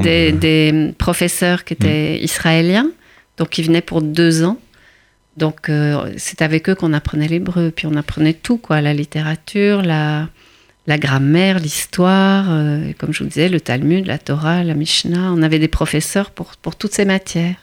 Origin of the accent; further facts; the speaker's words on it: Antwerp, Flanders, Belgium; now in Paris, France; suis née euh, à Anvers, en Belgique, dans une petite communauté juive